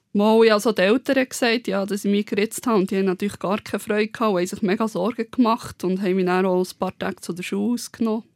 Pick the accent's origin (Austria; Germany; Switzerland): Switzerland; Bern; moved away as an adult; also born or lived in Aargau; Ich war halt Bernerin in Margot